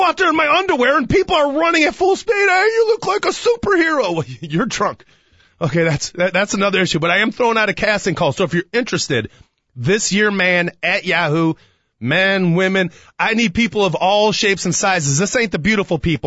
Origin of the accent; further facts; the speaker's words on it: Chicago, Illinois, United States; as a Chicagoan